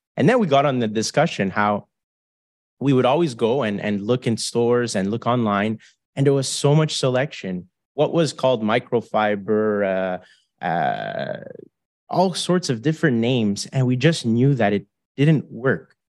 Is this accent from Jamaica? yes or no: no; Canada; we're four Canadian guys